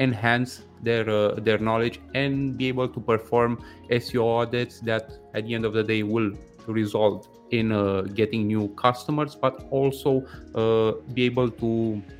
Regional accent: Romania; moved away as an adult; now in Toronto, Canada; I'm originally from Romania, but for the past 8 years already, I've been living in Toronto, Canada

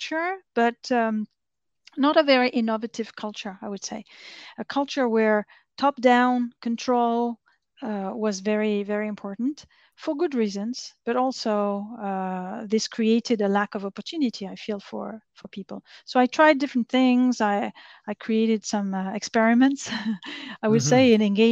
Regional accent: France; moved away as an adult; also born or lived in Vietnam / China; I grew up in France. I studied there

